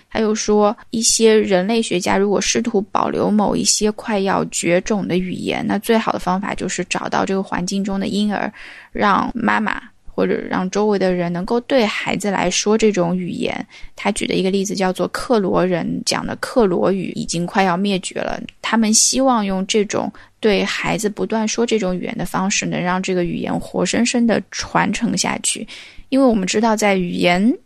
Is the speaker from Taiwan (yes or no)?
no; the South, southern China, China; accent: southern (no front/back nasal distinction); moved away; also born or lived in Beijing; 只要我一旦回到家乡或者回到南方，就分分钟就回去了